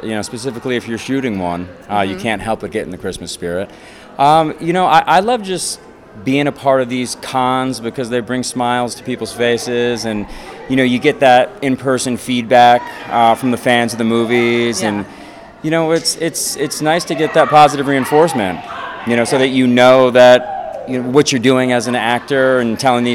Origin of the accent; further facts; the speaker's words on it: Connecticut, United States; I actually grew up in Connecticut. You know, I'm from New England